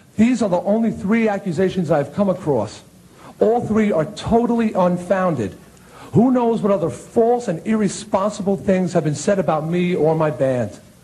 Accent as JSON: {"language": "English", "area": "Long Island", "region": "New York", "country": "United States", "tie": "born or raised there", "said": "my hometown newspaper on Long Island"}